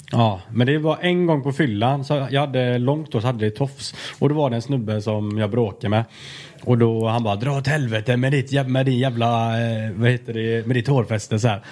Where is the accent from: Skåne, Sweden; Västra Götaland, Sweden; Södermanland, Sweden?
Västra Götaland, Sweden; Alingsås; moved away; jag kommer från Alingsås, liksom, en liten stad